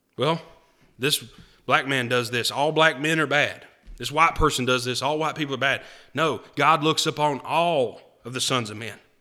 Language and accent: English; United States